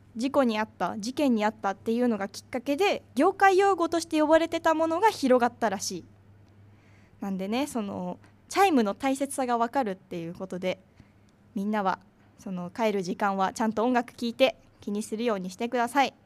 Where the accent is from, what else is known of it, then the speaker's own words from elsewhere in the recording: Chiba, Japan; 私千葉県出身で